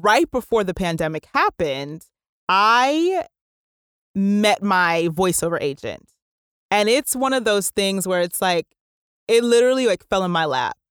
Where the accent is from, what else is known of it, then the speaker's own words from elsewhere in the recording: New Jersey, United States; I was born and raised in New Jersey